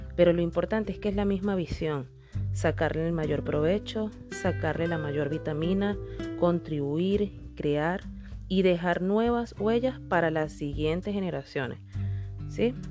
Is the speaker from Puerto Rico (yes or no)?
no; Venezuela; mi país, en el país donde nací, Venezuela